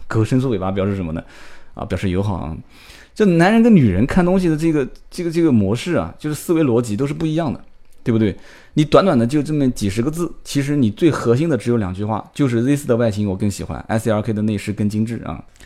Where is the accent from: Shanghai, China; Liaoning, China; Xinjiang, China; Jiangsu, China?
Jiangsu, China; Nanjing; 我们南京话讲就把你当凯子啊